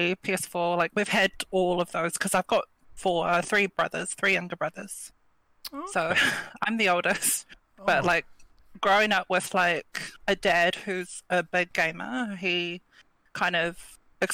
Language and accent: English; Wellington, New Zealand; I'm from Wellington